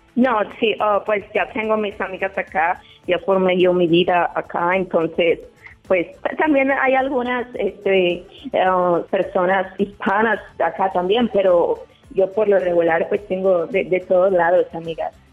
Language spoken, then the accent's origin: Spanish; Guanajuato, Mexico; now in Chicago, United States; Yo soy de, Guanajuato